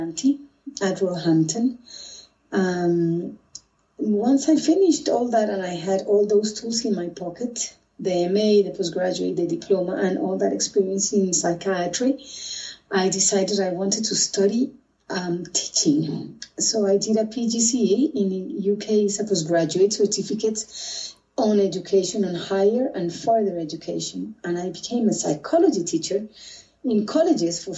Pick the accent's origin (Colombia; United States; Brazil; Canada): Colombia; also born or lived in London, United Kingdom; now in Bogotá, Colombia; I am Colombian from South America